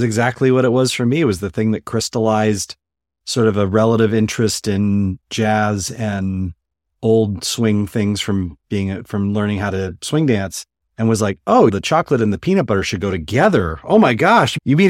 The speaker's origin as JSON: {"language": "English", "town": "Los Angeles", "region": "California", "country": "United States", "tie": "born or raised there", "said": "I was born in the San Fernando Valley, and I grew up there in the Valley and basically went to college and everything here in Los Angeles. So I never left, and I'm in Pasadena now."}